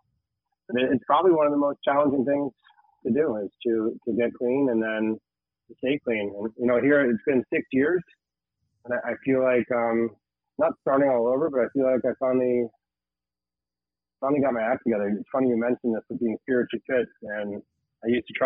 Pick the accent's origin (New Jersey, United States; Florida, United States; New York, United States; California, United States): Florida, United States; Tamarac; I grew up in Tamarack. Didn't realize I was a Tamaracker